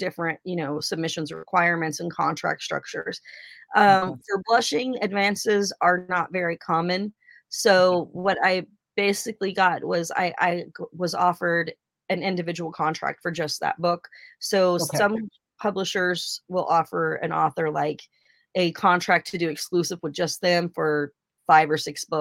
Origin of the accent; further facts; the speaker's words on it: Oregon, United States; I'm from Oregon